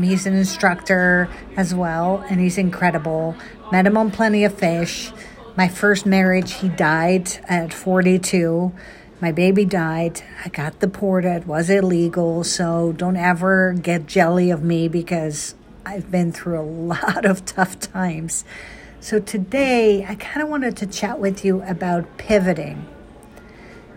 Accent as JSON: {"language": "English", "country": "Netherlands", "tie": "born or raised there", "moved": "yes", "lives_now": "United States", "said": "I was born and raised in Holland"}